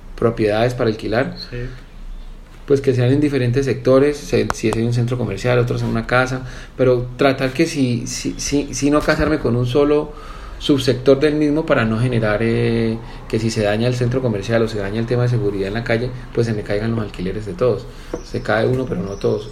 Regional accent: Cali, Valle del Cauca, Colombia; also born or lived in Medellín, Colombia / England; yo estudié en Cali. yo nací en Medellín, mi familia es de Medellín. A la edad de los 14 años me fui a estudiar Inglaterra

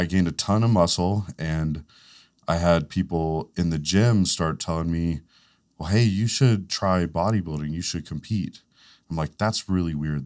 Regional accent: Fletcher, North Carolina, United States; I grew up in Fletcher

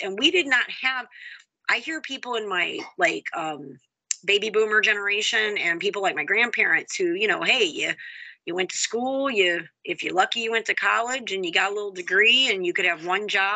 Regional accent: Houston, Texas, United States; now in Holly, Michigan, United States; I'm from Houston, most diverse city in the country. I grew up

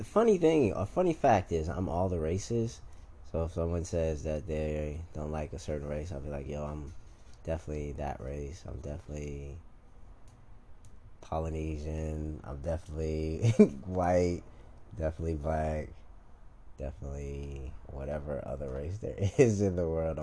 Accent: Chicago, Illinois, United States; a wild person from Chicago

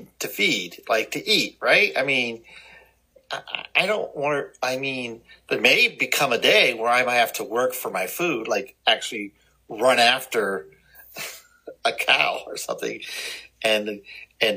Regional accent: Cleveland, Ohio, United States; I grew up around Lake Erie in Cleveland

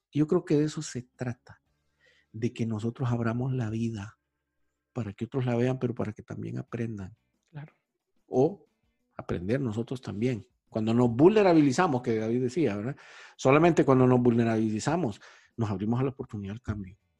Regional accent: Honduras; moved away as an adult; also born or lived in South America; yo tuve una oportunidad profesional de irme de Honduras, joven, que tenía como 26, 27 años. Y me fui a vivir a América

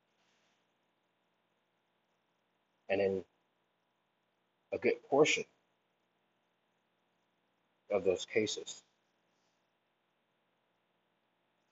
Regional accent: Deep South, United States; growing up in the Deep South

